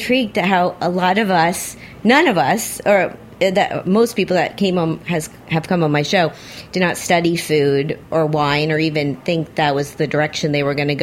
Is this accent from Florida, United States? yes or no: yes; Miami, Florida, United States; I'm from Miami